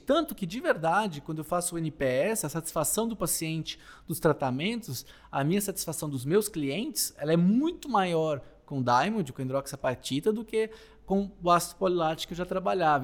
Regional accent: interior of Minas Gerais, Brazil; Lá no interior de Minas, onde eu nasci

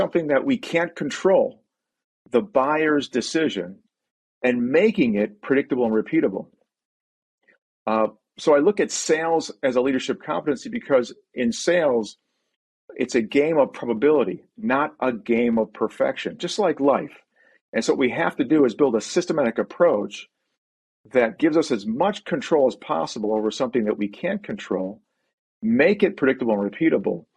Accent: Buffalo, New York, United States; we grew up in Buffalo, New York, and that's where the family settled

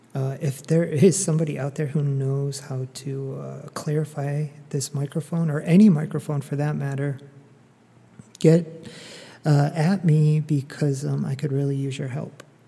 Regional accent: Northeast, United States; now in Dallas, United States; I grew up in the Northeast

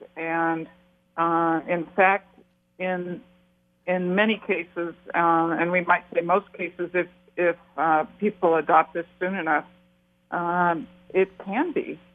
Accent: Portland, Oregon, United States; I grew up in Portland and, and lived in Oregon all my life

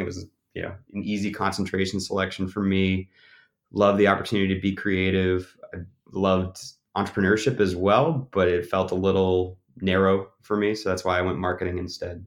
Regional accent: Auburn, Maine, United States; moved away as an adult; also born or lived in Burlington, Vermont; I grew up in Auburn, Maine, so that's about a half hour north of Portland

